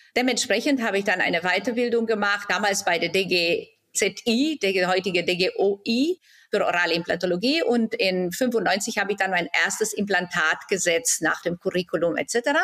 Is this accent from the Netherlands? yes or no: no; Timișoara, Timiș County, Romania; moved away as an adult; also born or lived in Germany; now in Baden-Baden, Germany; In Timisoara, Rumänien.